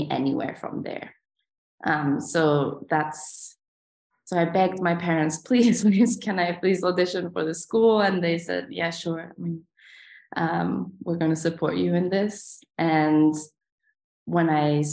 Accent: Sweden; moved away as an adult; also born or lived in Vienna, Austria; now in San Francisco, United States; I was born in Sweden, and my parents were both dancers

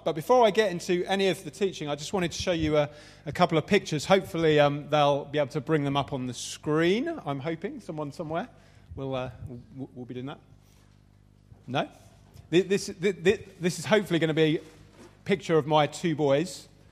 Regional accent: London, United Kingdom; Southeast London. So that's where I come from. Uh, pretty much raised in, in that area

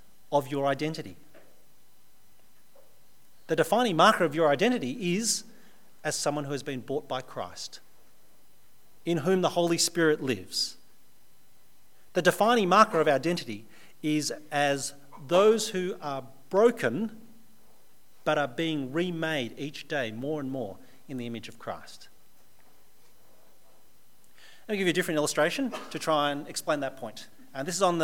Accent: Australia; But I'm also very Australian. I was born in Australia. I've lived all my life in Australia

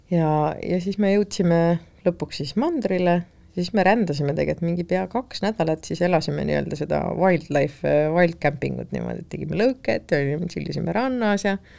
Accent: Estonia; tagasihoidliku eestlasena

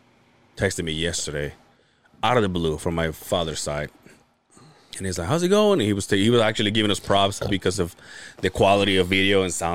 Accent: Yucatán, Mexico; born or raised there; now in United States

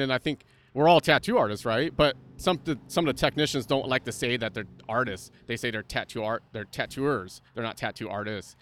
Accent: Santa Cruz, California, United States; moved away as an adult; also born or lived in Los Angeles; now in Santa Barbara, United States; I grew up in Santa Cruz, but I grew up in the mountains

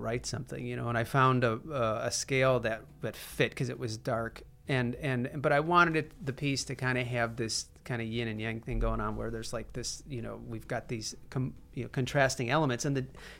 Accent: Chicago, Illinois, United States; Ronnie and I grew up in Chicago

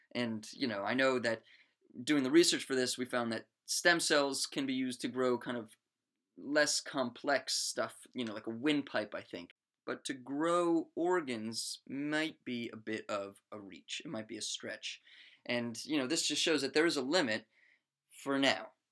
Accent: Maryland, United States; my home state of Maryland

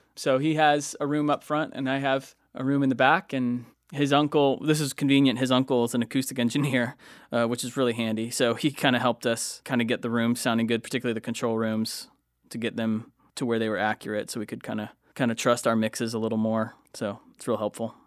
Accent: Lakeland, Florida, United States; I settled down in my hometown, Lakeland, Florida.

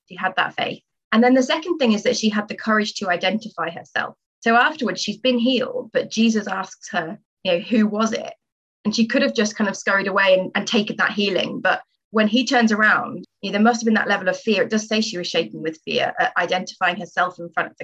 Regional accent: Stafford, West Midlands, United Kingdom; moved away as an adult; also born or lived in Southampton; I'm originally from Stafford, so I'm from Birmingham Diocese, born and bred

